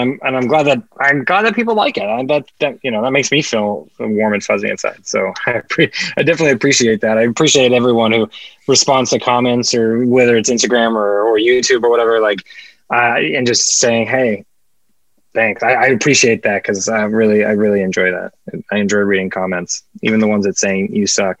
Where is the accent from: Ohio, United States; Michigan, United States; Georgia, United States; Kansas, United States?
Kansas, United States; now in Los Angeles, United States; growing up in Kansas, there was definitely mosquitoes in Kansas